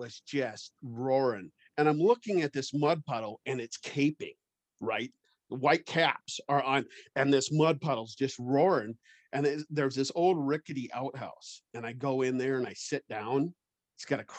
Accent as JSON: {"language": "English", "region": "Iowa", "country": "United States", "tie": "born or raised there", "moved": "yes", "lives_now": "Wyoming, United States", "said": "I'm from Iowa originally, and I've been living in Wyoming for over 30 years"}